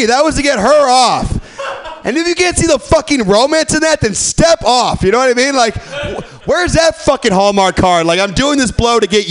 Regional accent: Midwest, United States; now in San Francisco, United States; I'm from the Midwest

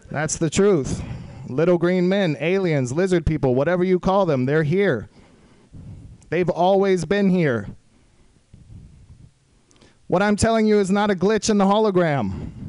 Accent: Austin, Texas, United States; I was in Austin, Texas, my hometown, for a little while

